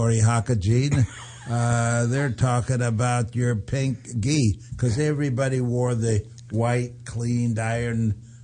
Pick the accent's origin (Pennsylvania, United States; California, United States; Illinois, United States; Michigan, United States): California, United States; San Francisco; also born or lived in Japan; I come from San Francisco